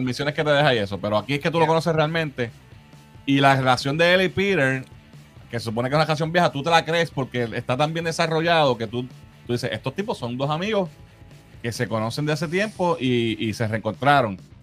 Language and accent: Spanish; Puerto Rico; nosotros, pues, obviamente, somos puertorriqueños